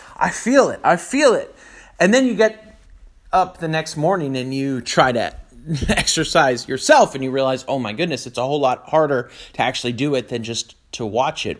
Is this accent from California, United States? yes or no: yes; Northern California, United States; born or raised there